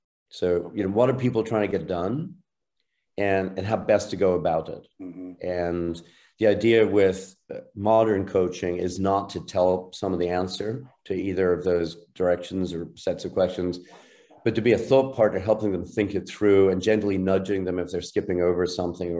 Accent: Ireland; now in United States; I'm an Irish citizen originally, a longtime U.S. citizen, proud of both

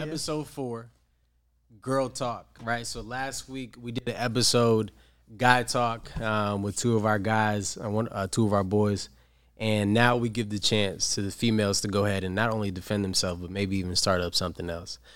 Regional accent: New York, United States; now in San Diego, United States; I'm from New York, but I currently do live here in San Diego.

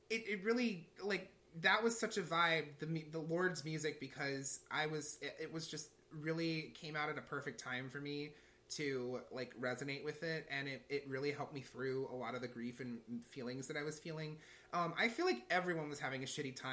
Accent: St. Louis, Missouri, United States; when i went to mizzou that was a far distance from st louis

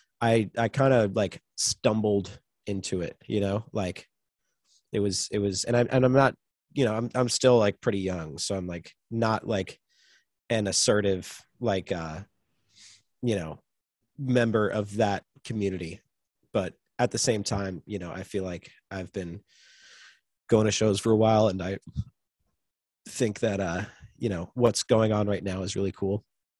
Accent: Long Island, New York, United States; it was in my hometown

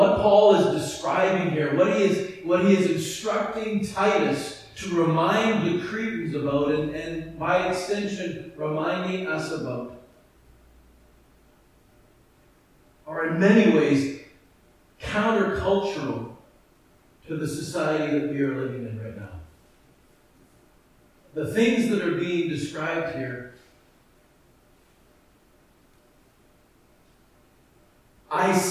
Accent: Edmonton, Alberta, Canada; that church that I grew up in Edmonton.

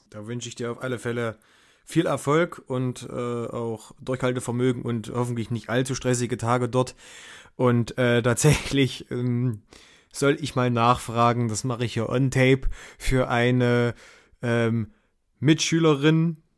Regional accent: Thuringia, Germany; Ja, also ich sag mal so, als Thüringer

